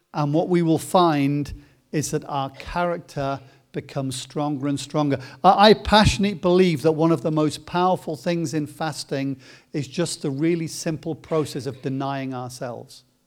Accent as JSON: {"language": "English", "town": "Coventry", "region": "West Midlands", "country": "United Kingdom", "tie": "born or raised there", "said": "spent a, a lot of time growing up in Coventry"}